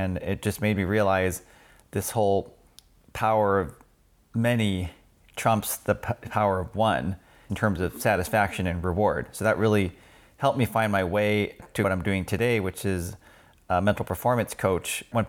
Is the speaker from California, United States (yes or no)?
yes; Sunnyvale, California, United States; I was born in the Bay Area, Sunnyvale, native